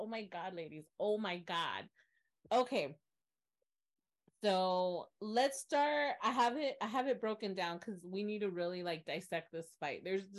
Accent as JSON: {"language": "English", "region": "the South", "country": "United States", "also_born_or_lived": "Washington, D.C.", "moved": "as an adult", "said": "as a Southerner"}